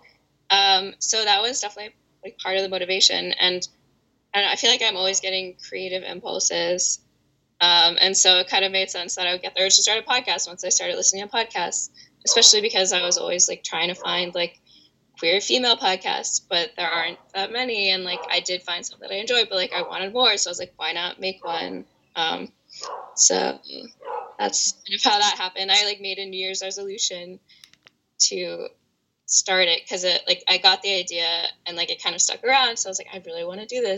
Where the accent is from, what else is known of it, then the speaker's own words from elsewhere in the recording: Washington, D.C. area, Northern Virginia suburbs, United States; I'm from Washington, D.C., or the D.C. area, Northern Virginia suburbs. That's where I live currently.